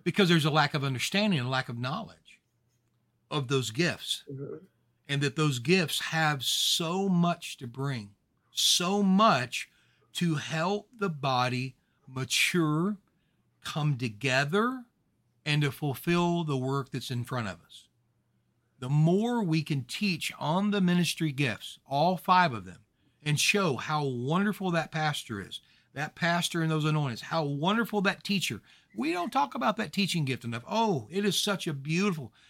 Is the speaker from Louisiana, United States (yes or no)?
yes; Louisiana, United States; I'm from Louisiana